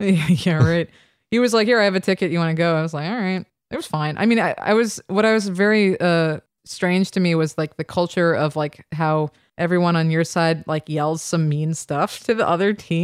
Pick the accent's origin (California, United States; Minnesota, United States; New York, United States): New York, United States; also born or lived in London / Ann Arbor, Michigan; I'm from New York